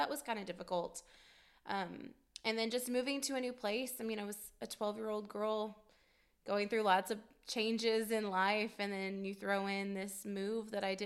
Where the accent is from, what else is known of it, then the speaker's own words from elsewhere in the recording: Fort Worth, Texas, United States; We lived in the Metroplex, Fort Worth, Dallas area, and I don't ever remember a time that we did not go to church